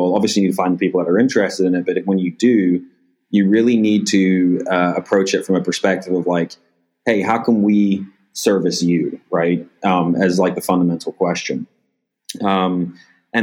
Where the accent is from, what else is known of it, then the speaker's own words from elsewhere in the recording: England, United Kingdom; now in United States; I grew up in England